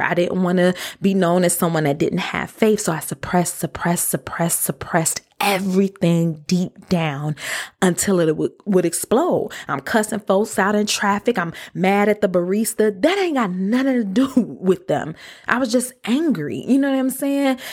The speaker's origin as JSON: {"language": "English", "town": "Detroit", "region": "Michigan", "country": "United States", "tie": "born or raised there", "also_born_or_lived": "DeKalb, Illinois / Chicago", "moved": "as an adult", "said": "I was born and raised in Detroit."}